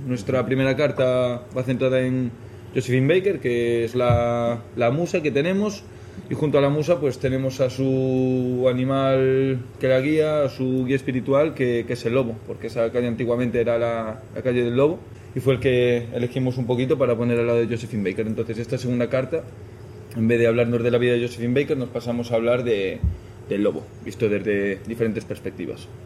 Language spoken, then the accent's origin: Spanish; Galicia, Spain; moved away as an adult; also born or lived in London, United Kingdom; now in Madrid, Spain; me tomé un año un poquito de, de parón en casa, en Galicia